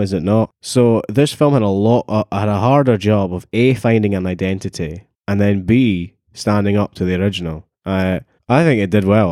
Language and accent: English; Dunfermline, Scotland, United Kingdom; I'm from Dunfermline